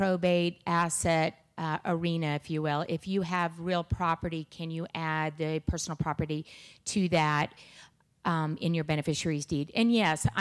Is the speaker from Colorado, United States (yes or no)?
yes; Aspen, Colorado, United States; I grew up in Aspen